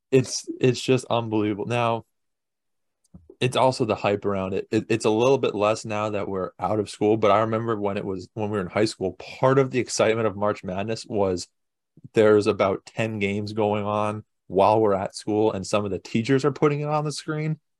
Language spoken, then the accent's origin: English; United States; we're American